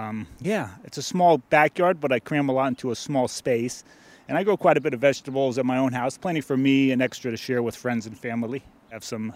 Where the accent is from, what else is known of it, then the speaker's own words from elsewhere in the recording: San Francisco, California, United States; I grew up in San Francisco